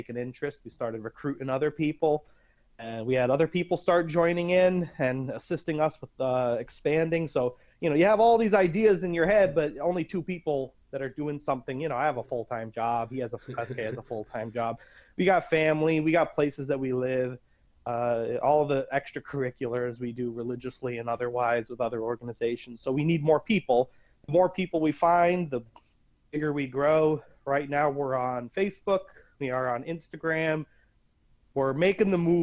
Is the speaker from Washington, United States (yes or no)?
no; Scranton, Pennsylvania, United States; I am from Scranton, Pennsylvania